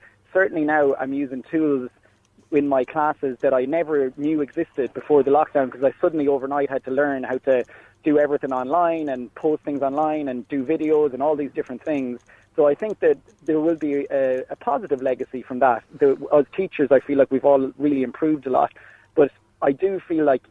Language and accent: English; Ireland; now in Switzerland; as an Irishman abroad